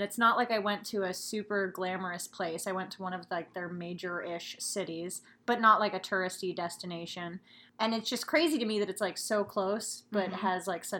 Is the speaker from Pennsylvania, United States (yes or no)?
yes; Pennsylvania, United States; now in Pacific Northwest, United States; I'm from Pennsylvania, but I live in the beautiful Pacific Northwest now.